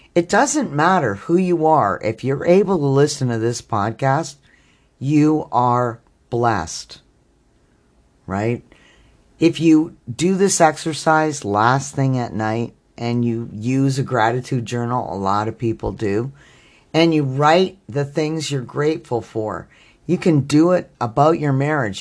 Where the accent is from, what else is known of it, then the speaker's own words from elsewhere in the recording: Canada; I'm Canadian